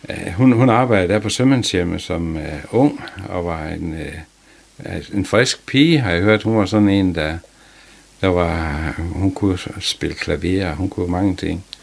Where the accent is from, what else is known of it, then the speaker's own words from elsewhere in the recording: Lohals, Southern Denmark, Denmark; Jeg kommer fra Lohals og mm, kommer ud af en fiskeslægt.